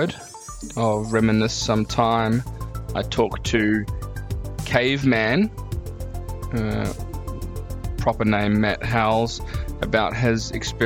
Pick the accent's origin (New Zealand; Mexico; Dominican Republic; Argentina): New Zealand; now in Australia; I'm from New Zealand. Been here 10 years.